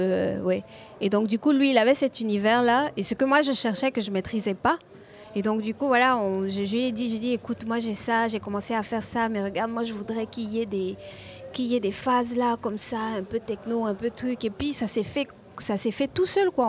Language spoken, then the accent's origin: French; Côte d’Ivoire; mon, simple environnement, là, quand je sors de chez moi en Côte d'Ivoire